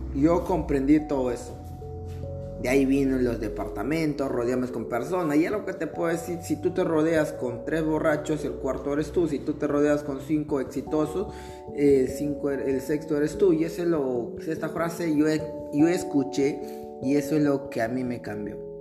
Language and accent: Spanish; Peru; moved away; also born or lived in Lima, Peru; retornar a mi pueblito polvoriento